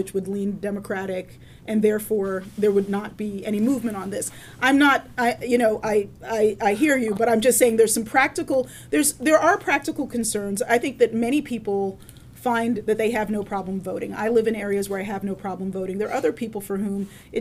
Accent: Baltimore, Maryland, United States; I grew up in Baltimore, which is hardly a perfect city

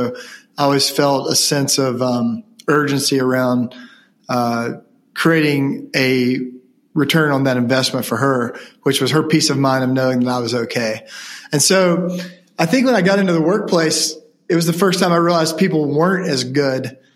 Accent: Ashe County, North Carolina, United States; being from Ashe County

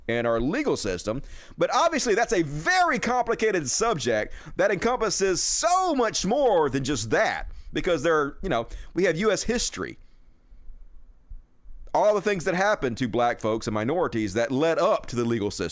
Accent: United States; being American

